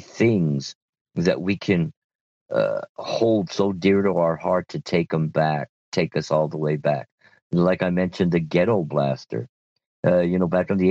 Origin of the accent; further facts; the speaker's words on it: Montebello, California, United States; when I was growing up in Montebello